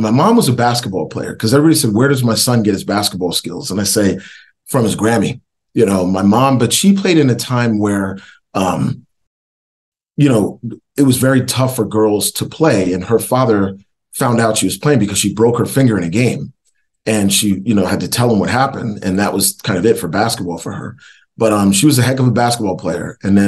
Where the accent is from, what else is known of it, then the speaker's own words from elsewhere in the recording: Northeast, United States; But recruiting wise, you know, growing up in the Northeast, you really get recruited by a lot of schools in the Northeast, especially back in the late 80s.